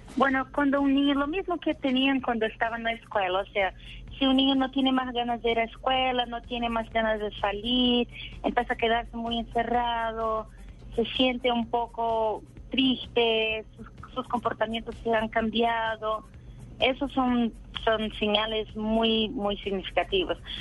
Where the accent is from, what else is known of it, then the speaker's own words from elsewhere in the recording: Brazil; accent: portuñol; Spanish is a second language; Yo soy de Brasil